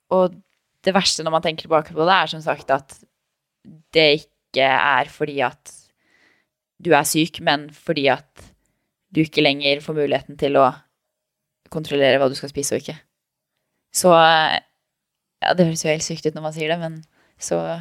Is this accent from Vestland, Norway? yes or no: no; Tønsberg, Vestfold, Norway; also born or lived in Oslo; Jeg sier at jeg er oppvokst i Tønsberg. Det er det som er hjembyen min